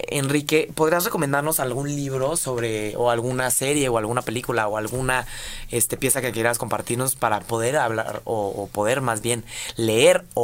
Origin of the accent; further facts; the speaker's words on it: Mexico; somos mexicanos